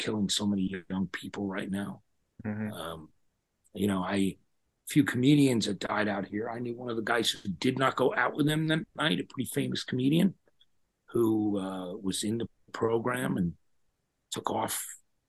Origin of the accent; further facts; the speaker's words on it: New Jersey, United States; I'm from New Jersey